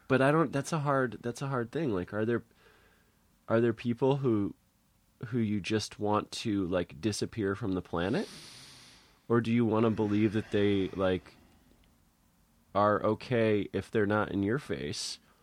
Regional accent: Connecticut, United States; moved away; also born or lived in Santa Cruz; I'm from Connecticut

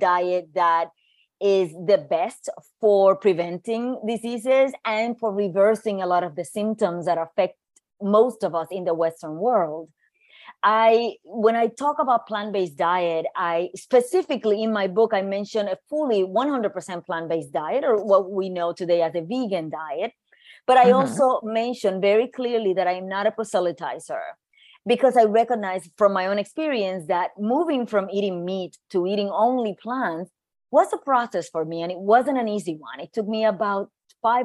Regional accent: Puerto Rico; moved away as an adult; also born or lived in New York; I grew up in Puerto Rico, but I moved to New York to go to school

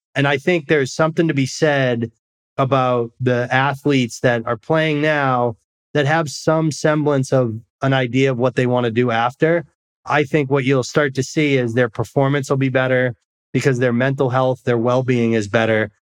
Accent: Massachusetts, United States; moved away; also born or lived in Scottsdale, Arizona; a kid like me growing up in Massachusetts

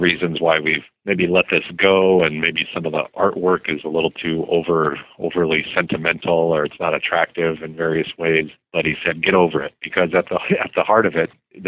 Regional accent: Arizona, United States; I grew up in Arizona

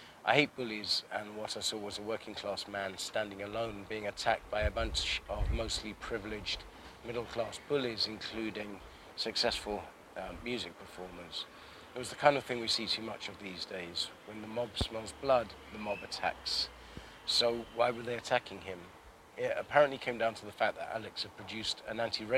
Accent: London, United Kingdom; I grew up in Northwest London and I'm in Southeast now

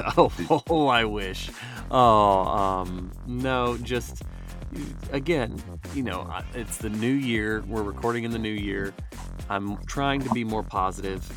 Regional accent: Georgia, United States; I'm from Georgia

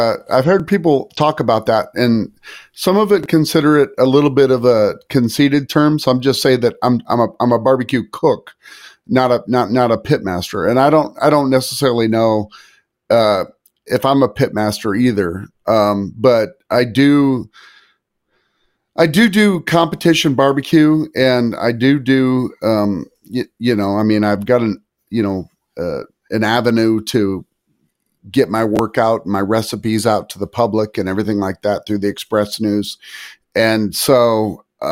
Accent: Iowa, United States; now in San Antonio, United States; I grew up in Iowa

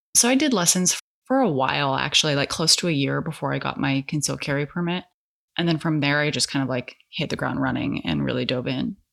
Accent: California, United States; now in Portland metro area, United States; I'm actually from California

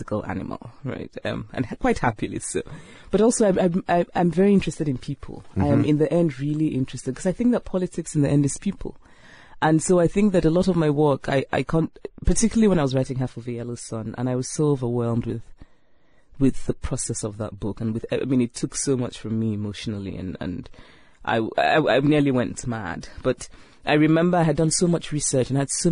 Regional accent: Nigeria; moved away as an adult; now in United States; I grew up in Nigeria, grew up in a university town, had a very happy childhood. But then I left Nigeria

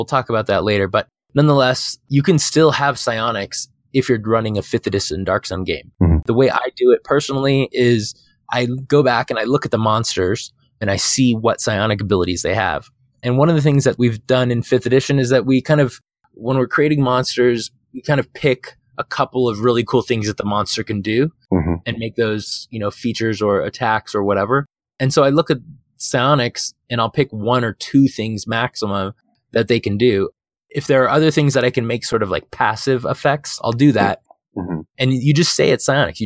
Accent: Phoenix, Arizona, United States; moved away; I'm from Phoenix, from Arizona. And so like I lived in the desert for 30 years

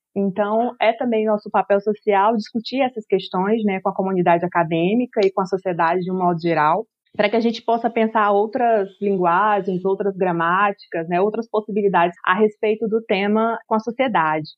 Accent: Acre, Brazil; eu sou acriana, né? Eu sou amazônida

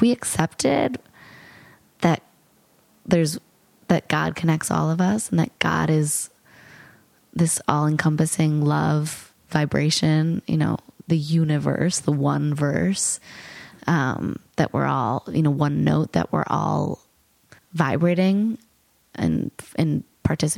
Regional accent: New York, United States; I say I'm from New York

